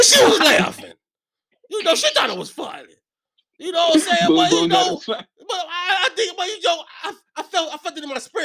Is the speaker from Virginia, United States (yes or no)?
yes; Virginia, United States; I am from Virginia.